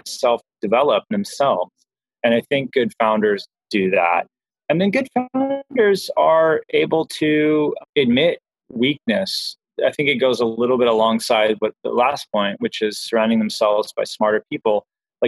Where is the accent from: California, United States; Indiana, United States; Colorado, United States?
California, United States; Southern; I grew up in Southern California